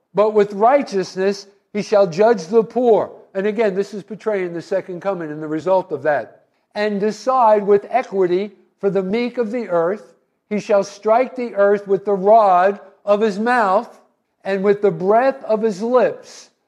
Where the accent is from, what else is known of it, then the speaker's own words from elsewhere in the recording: New Jersey, United States; I was from New Jersey